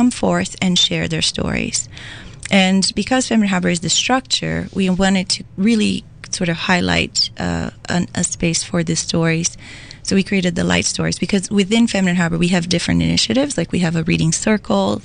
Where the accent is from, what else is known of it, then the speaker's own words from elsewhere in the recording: Brazil; moved away as an adult; now in Waterloo Region, Canada; I am also an immigrant. I come from Brazil. I came to Canada about 17 years ago